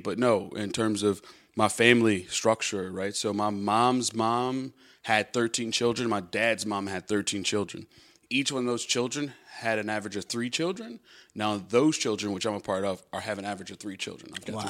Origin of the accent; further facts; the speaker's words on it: Chicago, Illinois, United States; moved away; Yep, born and raised.